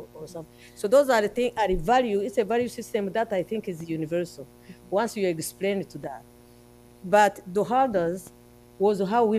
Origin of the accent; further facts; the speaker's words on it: Rwanda; our country